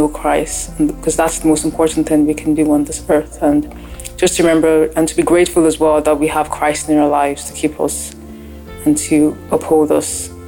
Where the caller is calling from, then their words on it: Ireland; I'm calling in from Ireland.